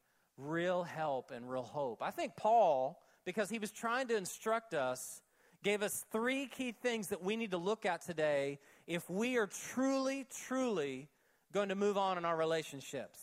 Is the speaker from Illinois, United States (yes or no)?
no; Oklahoma, United States; when I was 7 and 8 years old when I was growing up in Oklahoma